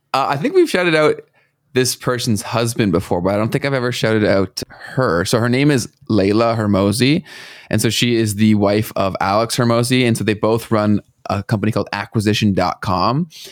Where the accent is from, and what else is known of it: Canada